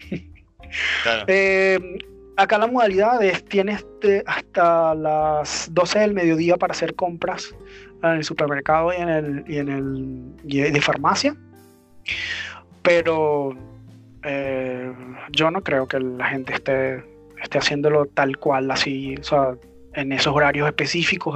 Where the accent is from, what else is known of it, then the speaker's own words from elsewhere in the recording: Venezuela; moved away; mi país